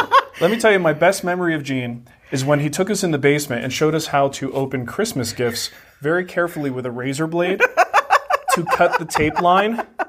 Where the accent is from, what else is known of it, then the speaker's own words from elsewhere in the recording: Trenton, New Jersey, United States; moved away; in New Jersey, in my hometown of Trenton, New Jersey.